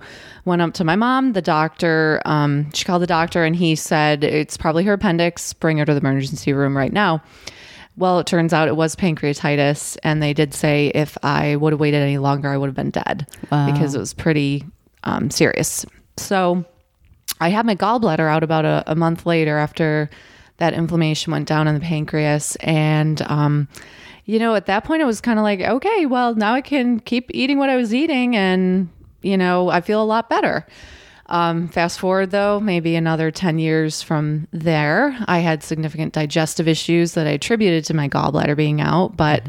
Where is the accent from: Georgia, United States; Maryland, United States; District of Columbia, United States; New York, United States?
New York, United States; Buffalo; And now I grew up in Western New York, Buffalo area. So as you can imagine, cold winters.